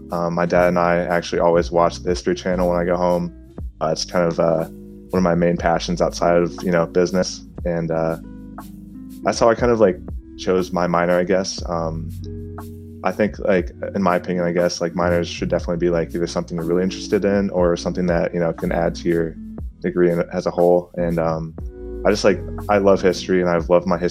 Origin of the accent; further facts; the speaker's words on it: Canton, Ohio, United States; I'm from Canton, Ohio.